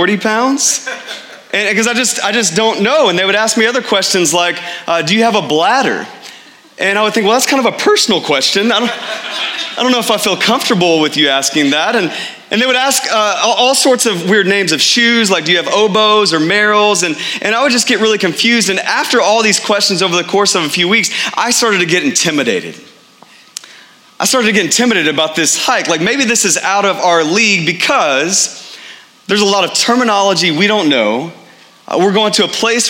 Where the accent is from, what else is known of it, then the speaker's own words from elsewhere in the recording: Texas, United States; moved away as an adult; now in Phoenix, United States; I grew up in Texas